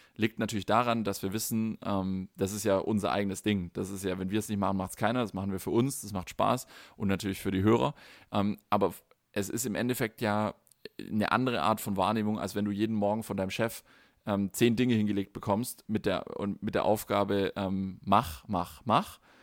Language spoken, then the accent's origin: German; Germany; bei uns in Deutschland